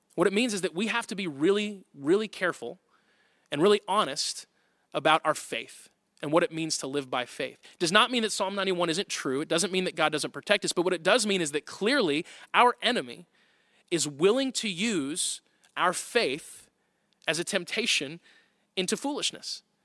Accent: Tornado Alley, United States; I grew up in Tornado Alley

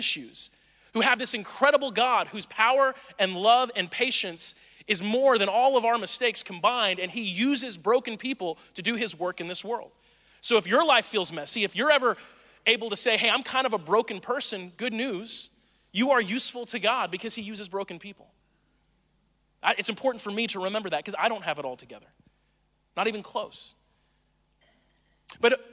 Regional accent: Missouri, United States; now in Atlanta, United States; I'm from Missouri

